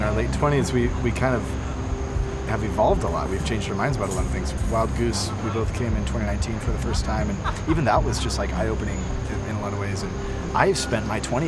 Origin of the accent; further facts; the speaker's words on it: Washington, United States; I'm from Washington State. I don't have an accent